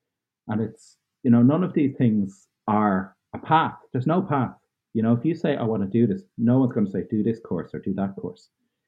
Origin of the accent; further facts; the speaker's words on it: Dublin, Leinster, Ireland; also born or lived in Cork / Roscommon; I was born in Cork in the south of Ireland, and we moved to Dublin when I was 5, and then moving to Roscommon when I was 13.